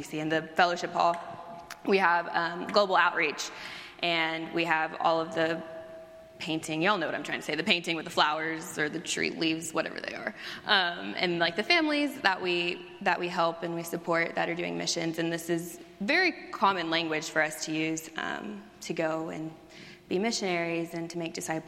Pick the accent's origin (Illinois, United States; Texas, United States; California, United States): Texas, United States; moved away as an adult; also born or lived in Oklahoma; now in Chicago, United States; I grew up in Texas